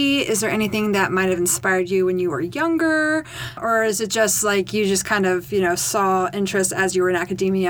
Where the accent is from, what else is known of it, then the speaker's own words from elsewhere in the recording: Maryland, United States; Yeah, it's my home, too. I'm from Maryland.